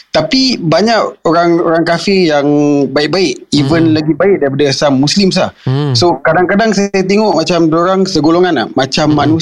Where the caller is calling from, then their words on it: Tampines, East Region, Singapore; Uh, saya daripada Tampines.